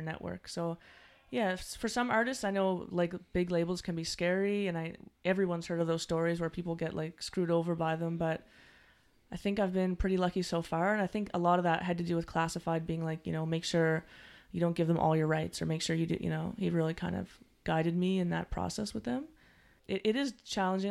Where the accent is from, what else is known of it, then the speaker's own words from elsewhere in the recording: Halifax, Nova Scotia, Canada; I'm, I'm from Halifax, Nova Scotia